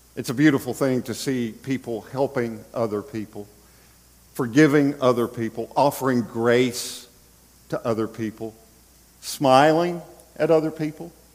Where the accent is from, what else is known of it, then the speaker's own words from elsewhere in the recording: Bradenton, Florida, United States; here in Bradenton, Florida, my hometown